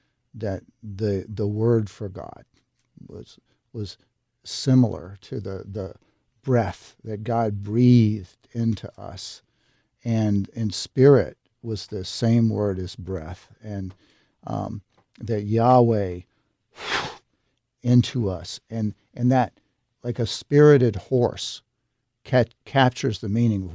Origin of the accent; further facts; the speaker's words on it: Tennessee, United States; born or raised there